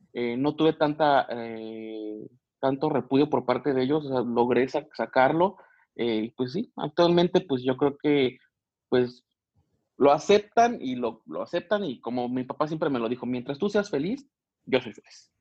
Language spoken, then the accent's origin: Spanish; Michoacán, Mexico; moved away as an adult; now in Querétaro, Mexico; soy originario de Michoacán, ahí nací